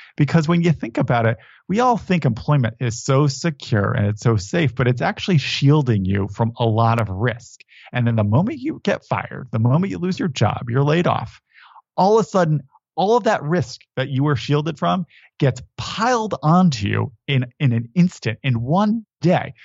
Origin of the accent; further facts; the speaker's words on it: Connecticut, United States; I grew up in Connecticut